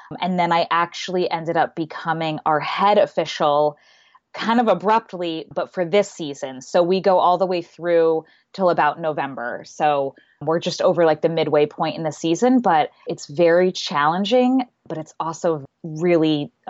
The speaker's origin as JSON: {"language": "English", "region": "Southwest", "country": "United States", "tie": "born or raised there", "also_born_or_lived": "Seattle", "said": "And I grew up in the Southwest and it's much, much earlier down there."}